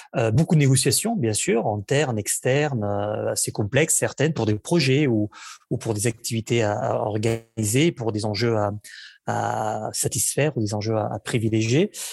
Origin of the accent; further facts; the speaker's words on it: Barcelona, Catalonia, Spain; French is a second language; now in France; je suis né à Barcelone, où j'ai vécu pendant, pendant, pendant plusieurs années, en fait, où j'ai grandi